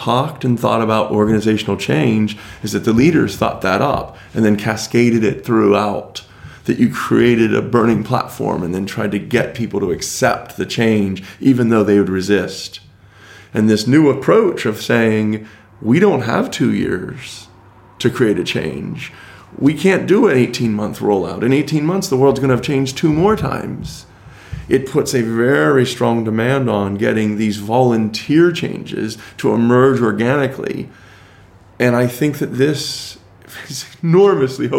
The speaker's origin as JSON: {"language": "English", "country": "United States", "said": "as an American."}